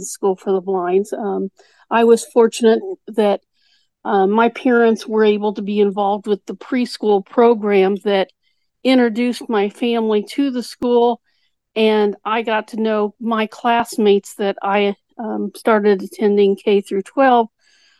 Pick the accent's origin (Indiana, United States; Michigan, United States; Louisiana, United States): Indiana, United States; I'm actually from Indiana